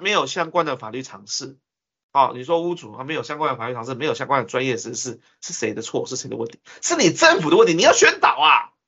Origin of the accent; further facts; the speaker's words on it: Taiwan; 我们台湾人